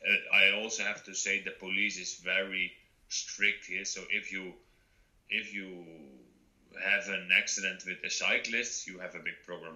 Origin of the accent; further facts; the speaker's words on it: southwest Netherlands, Netherlands; I'm originally from the Netherlands. I lived in the south, in the southwest of the Netherlands, close to the Belgian border.